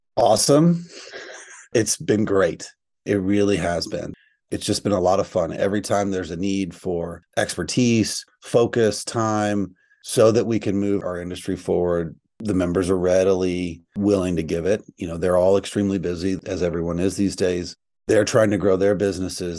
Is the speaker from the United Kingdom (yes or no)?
no; East Texas, United States; I'm from East Texas, so I grew up around cows and ranching and farming.